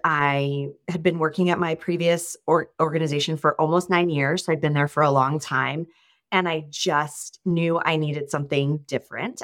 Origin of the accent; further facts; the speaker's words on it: Sacramento, California, United States; moved away as an adult; also born or lived in Ohio; now in Los Angeles, United States; I'm actually originally from Northern California, so the Sacramento area